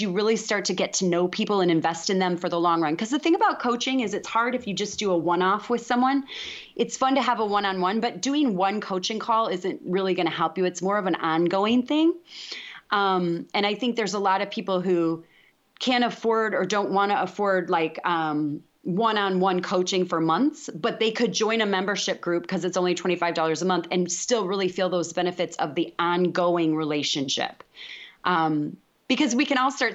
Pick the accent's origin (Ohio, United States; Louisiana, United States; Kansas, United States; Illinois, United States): Illinois, United States; DeKalb; born or raised there; moved away as an adult; now in Texas, United States